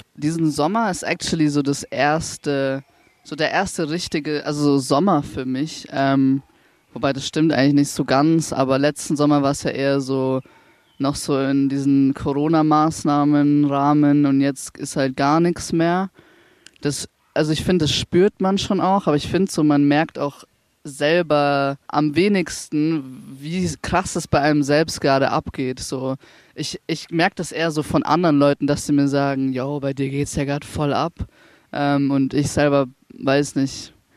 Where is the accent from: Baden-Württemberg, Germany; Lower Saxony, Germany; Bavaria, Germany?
Bavaria, Germany; Ingolstadt; now in Nuremberg, Germany; ich komme aus Ingolstadt ursprünglich